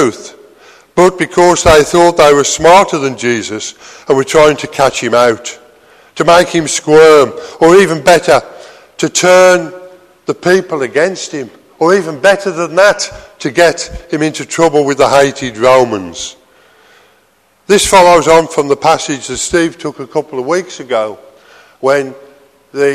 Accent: United Kingdom; being British

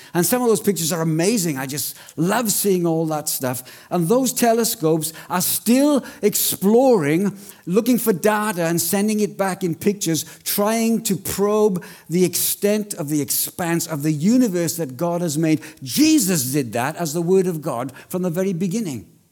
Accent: Wales, United Kingdom; accent: Welsh; now in Australia; I'm Welsh

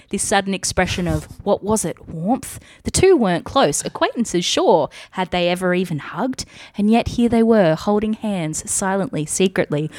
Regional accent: Gold Coast, Queensland, Australia; also born or lived in Sydney, New South Wales; I moved from Sydney to the Gold Coast when I was 10

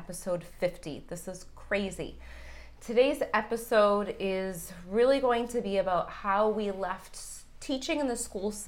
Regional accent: Boston, Massachusetts, United States; moved away as an adult; also born or lived in Tampa; I am from Boston

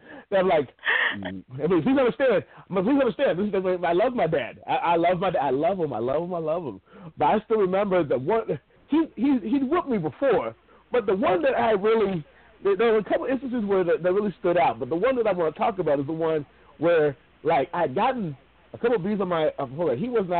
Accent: Findlay, Ohio, United States; moved away; When I came from Findlay, Ohio, down to Texas, the thing that I had to adjust, because my town, the black population was less than 1%.

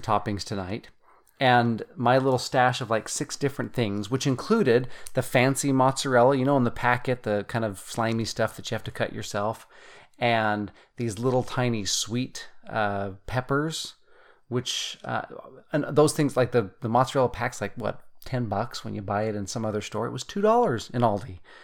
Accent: Utah, United States; moved away as an adult; also born or lived in Germany; we come from Utah originally

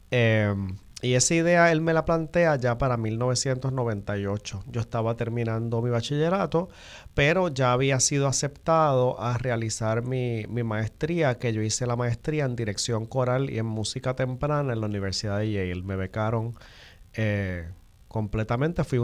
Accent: Río Piedras, Puerto Rico; Yo soy de acá, de Río Piedra, ¿verdad? El área metropolitana.

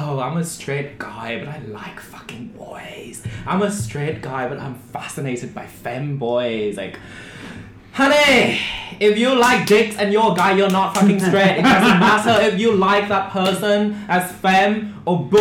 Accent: Vietnam; moved away as an adult; now in Japan; I'm not Japanese. I'm from Vietnam.

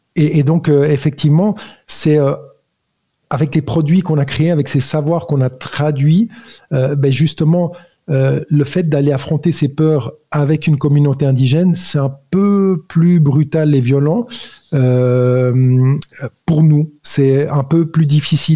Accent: Switzerland; also born or lived in Italy; je suis né italien, homme en Suisse, d'éducation catholique

